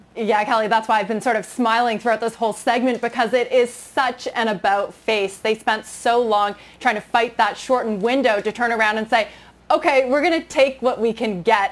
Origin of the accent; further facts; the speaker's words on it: Canada; moved away; growing up in Canada